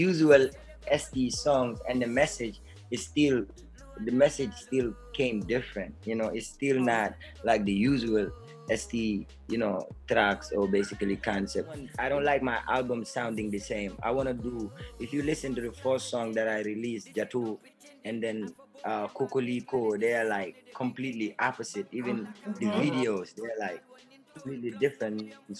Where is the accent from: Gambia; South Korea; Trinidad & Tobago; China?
Gambia; Brikama, West Coast Region; I'm from Brikama. I'm a young, talented Afromandingo rap star from the Gambia.